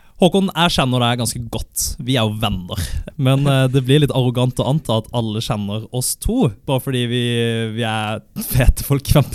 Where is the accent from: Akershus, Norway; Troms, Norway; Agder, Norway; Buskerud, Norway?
Agder, Norway; Kristiansand; jeg er 23 år, jeg er fra Kristiansand.